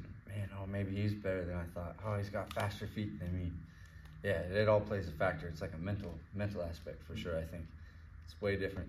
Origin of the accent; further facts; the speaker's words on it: Redmond, Oregon, United States; now in Pensacola, United States; Yep, Redmond